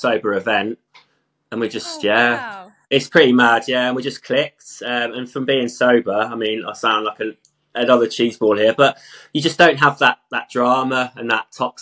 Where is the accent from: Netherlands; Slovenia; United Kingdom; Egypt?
United Kingdom; Stratford-upon-Avon, West Midlands; moved away as an adult; also born or lived in London; now in Wales, United Kingdom; I'm originally from Stratford-upon-Avon, Shakespeare world. I grew up there